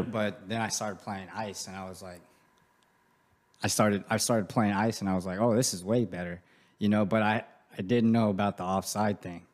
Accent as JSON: {"language": "English", "town": "Grand Prairie", "region": "Texas", "country": "United States", "tie": "born or raised there", "said": "I grew up in Grand Prairie. That's where I'm from"}